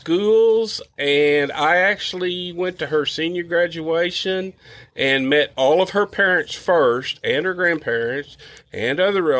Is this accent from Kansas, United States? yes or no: no; Donovan, Missouri, United States; Born and raised in Donovan. Lived there most of my life.